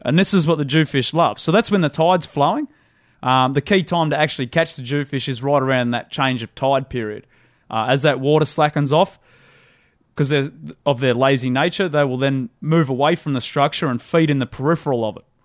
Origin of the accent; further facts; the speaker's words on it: Windsor, New South Wales, Australia; I grew up in the Hawkesbury, the, the top of the, uh, tidal reaches of the Hawkesbury River up near Windsor